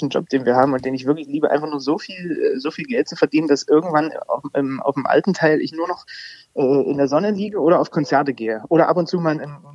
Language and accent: German; Zwickau, Saxony, Germany; born there; Als mhm. gebürtiger Zwickauer darf ich sowas sagen.